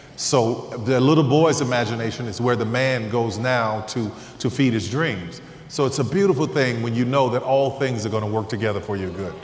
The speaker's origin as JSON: {"language": "English", "town": "New Orleans", "region": "Louisiana", "country": "United States", "said": "I'm from New Orleans"}